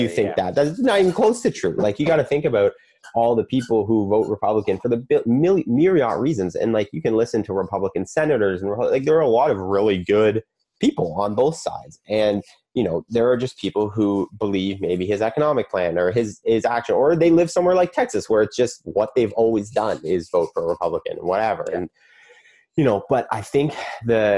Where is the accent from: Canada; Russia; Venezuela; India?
Canada; as a Canadian